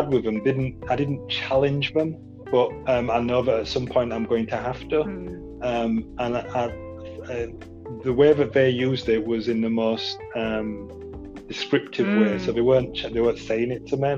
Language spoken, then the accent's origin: English; United Kingdom; I don't see myself as British